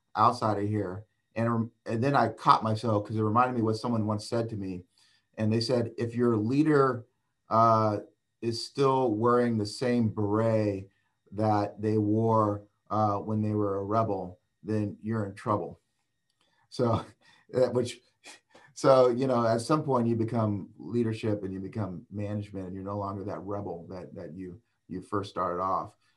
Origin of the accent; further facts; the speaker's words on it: Oakland, California, United States; moved away as an adult; also born or lived in Boston / Ann Arbor / Sacramento; I was born and raised in Oakland, California, um, in the East Bay of Northern California.